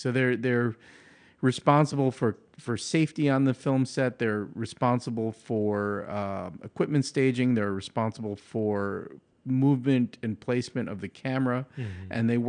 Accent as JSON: {"language": "English", "region": "New York", "country": "United States", "tie": "born or raised there", "said": "I grew up in, at that point where I was fighting, it was in Long Island, New York. So it was a very, very kind of singular neighborhood."}